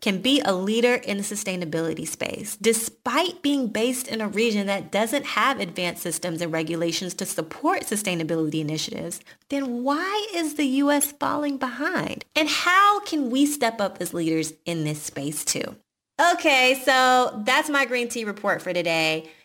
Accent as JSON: {"language": "English", "town": "Atlanta", "region": "Georgia", "country": "United States", "tie": "born or raised there", "said": "Our parents met in Chicago and we grew up in Atlanta"}